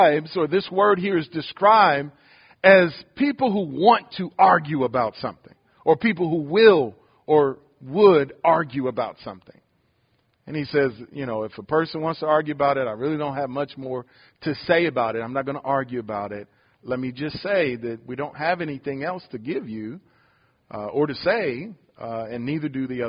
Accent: Detroit, Michigan, United States; moved away; I'm from Detroit

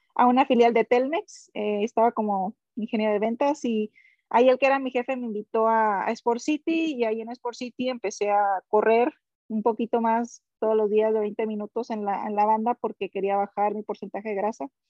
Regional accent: Villa Benito Juárez, Sinaloa, Mexico; born or raised there; also born or lived in Culiacán, Sinaloa; now in United States

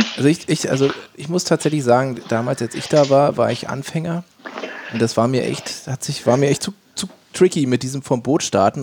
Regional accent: Northern Germany, Germany; ich komme auch aus dem Norden

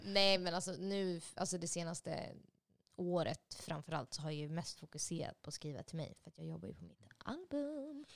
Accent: Solna, Stockholm County, Sweden; moved away as an adult; also born or lived in Los Angeles, United States / Nashville, United States / Örnsköldsvik, Sweden; sen så var jag uppvuxen mer bara ja, en tio minuters promenad upp på Råsundavägen vid Näckrosen

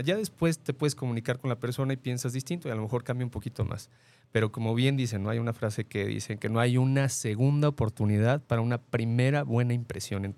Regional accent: Mexico City, Mexico; now in Guadalajara, Mexico; nosotros somos de la Ciudad de México y cuando llegué aquí a Guadalajara, llegamos aquí a vivir

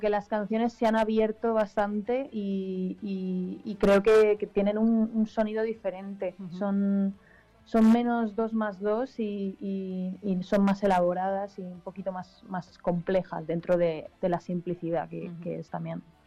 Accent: Alicante, Valencian Community, Spain; somos de Alicante

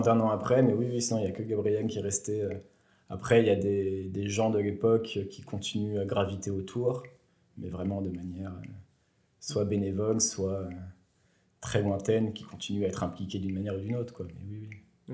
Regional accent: Bourg-en-Bresse, Auvergne-Rhône-Alpes, France; moved away as an adult; also born or lived in Besançon / Lyon / Strasbourg / Marseille; je viens de la région de Bourg-en-Bresse. Euh, j'ai fait toute ma jeunesse euh, à Bourg-en-Bresse

